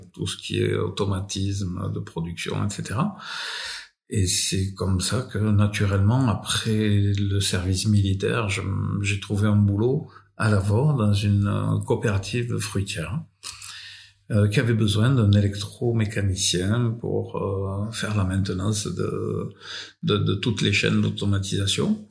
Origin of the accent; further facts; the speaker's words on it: France; je suis né en France